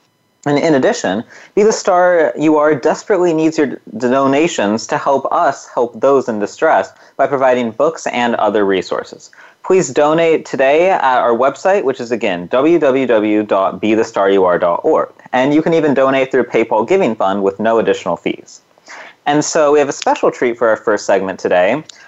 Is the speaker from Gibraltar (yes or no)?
no; Punjab, India; So I come from Punjab, and so our most famous type of dance is called Bhangra.